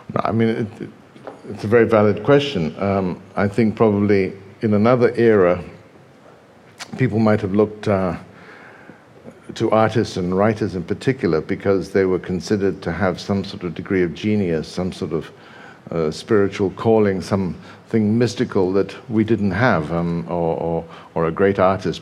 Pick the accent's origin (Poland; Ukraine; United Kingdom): United Kingdom; England; also born or lived in Brazil; I was raised quite a lot of the time in England. Um, and actually, I was born in Brazil, but by the time I arrived in England